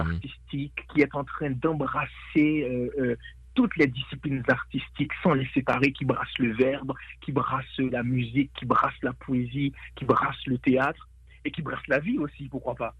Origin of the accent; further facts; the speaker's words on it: Port-au-Prince, Ouest, Haiti; Port-au-Prince pour moi, qui est ma ville natale également.